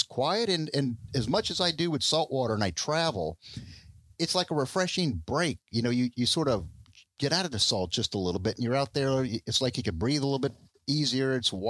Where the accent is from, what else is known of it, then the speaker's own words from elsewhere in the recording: Miami, Florida, United States; also born or lived in Parkland, Florida; I'm a Miami native. Born and raised in Miami.